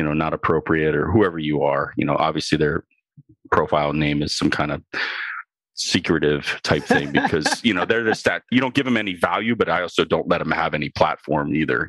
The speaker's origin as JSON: {"language": "English", "region": "Ohio", "country": "United States", "said": "I'm from Ohio."}